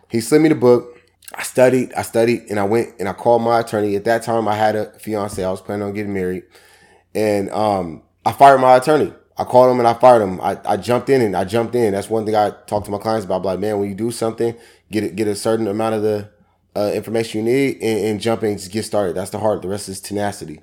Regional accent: Seattle, Washington, United States; I come from Seattle, Washington. Grew up in Yester Terrace Projects, also Central District Area, thirty-first East Cherry Street

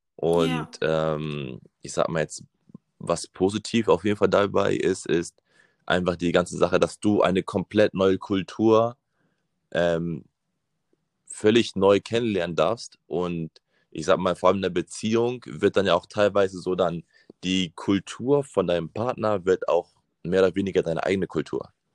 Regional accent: Hamburg, Germany; Also ich bin in Hamburg geboren und aufgewachsen

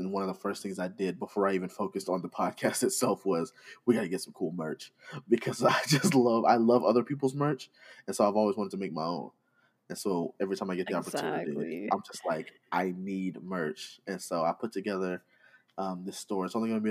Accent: Arkansas, United States; I'm from Arkansas.

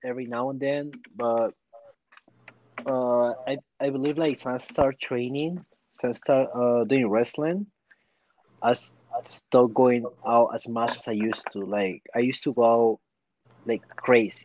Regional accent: Peru; born or raised there; now in United States

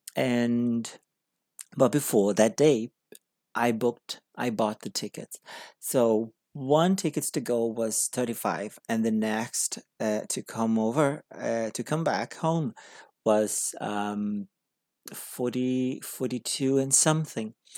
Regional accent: Brazil; English is a second language; moved away as an adult; I came from Brazil. I'm a Brazilian person living in a different country to learn English.

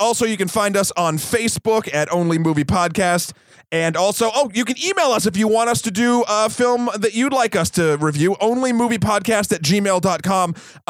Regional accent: United States; I'm American.

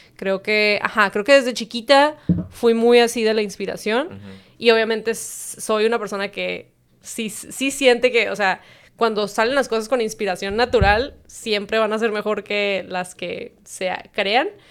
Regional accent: Tijuana, Baja California, Mexico; also born or lived in San Diego, California, United States; crecí toda la vida aquí

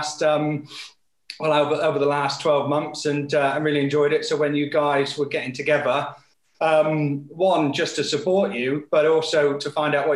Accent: Devon, South West England, United Kingdom; I grew up in Devon, in the southwest, surrounded by water

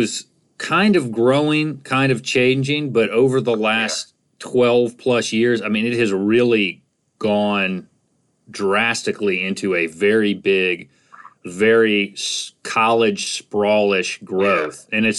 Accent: South Carolina, United States; moved away as an adult; also born or lived in Charleston, United States / Lexington, Virginia, United States; now in Roanoke, United States; No, I'm from South Carolina. I'm from the upstate.

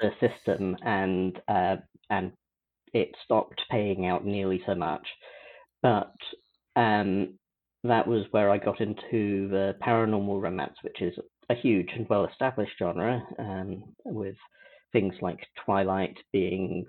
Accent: United Kingdom; I'm British.

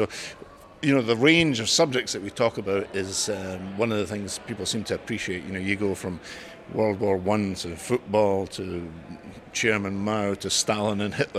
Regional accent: Edinburgh, Scotland, United Kingdom; moved away as an adult; also born or lived in Cork, Ireland; now in Dublin, Ireland; I'm from Edinburgh, but I did live in Cork for 3 years in the 80s.

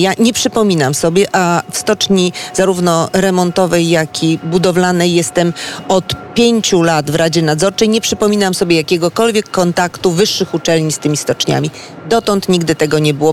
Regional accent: Szczecin, West Pomeranian Voivodeship, Poland; u nas w Szczecinie

